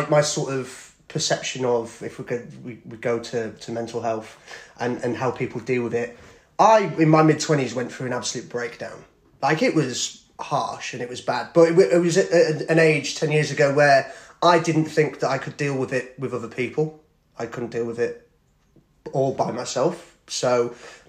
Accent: Thirsk, Yorkshire and the Humber, United Kingdom; moved away; I'm originally from Thirsk in North Yorkshire.

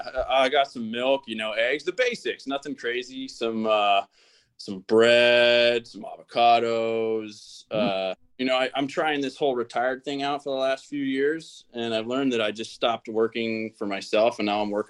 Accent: Pittsburgh, Pennsylvania, United States; also born or lived in Greenville / Chicago; and then we moved to Pittsburgh.

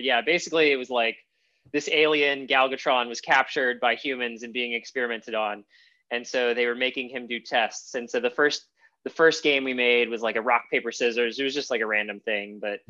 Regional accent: New Orleans, Louisiana, United States; moved away; also born or lived in Heidelberg, Germany; I was from New Orleans originally, but I moved around a few different places, and ended up going to high school in Heidelberg, Germany.

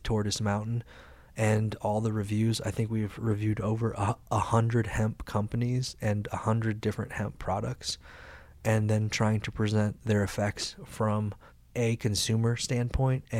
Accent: Carbondale, Illinois, United States; now in Colorado, United States; the college in my hometown, Carbondale, Illinois

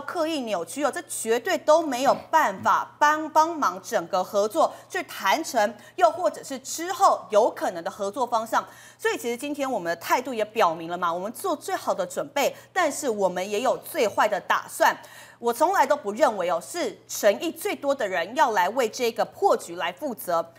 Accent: Kaohsiung, Taiwan; 赵天麟他的选区都是在高雄市中心内，我就是高雄人啊

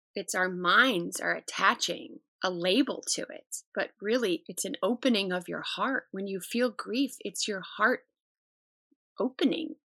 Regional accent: United States; as an American culture

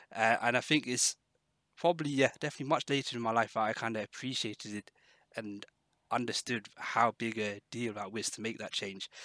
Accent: Exeter, South West England, United Kingdom; moved away as an adult; also born or lived in London; I moved from London uh, back to Exeter, uh, the area where I grew up

